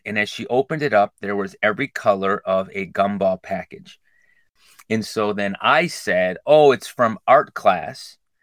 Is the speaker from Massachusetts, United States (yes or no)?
no; Glenview, Illinois, United States; I grew up in Glenview, went to Washington School District 63